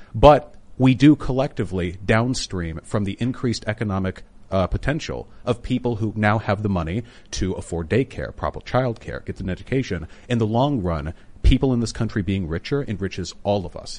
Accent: Beverly Hills, California, United States; I grew up in Beverly Hills, which is close, though, to, um, uh, West Hollywood and Koreatown

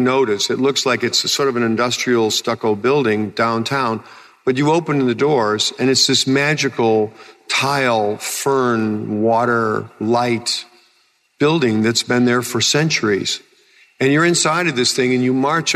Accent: Illinois, United States; I'm just a guy from Illinois

